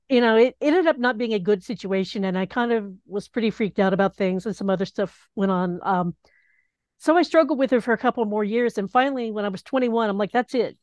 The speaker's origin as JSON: {"language": "English", "town": "Knoxville", "region": "Tennessee", "country": "United States", "tie": "born or raised there", "also_born_or_lived": "Boston, Massachusetts", "moved": "as an adult", "lives_now": "Rhode Island, United States", "said": "I grew up in Knoxville"}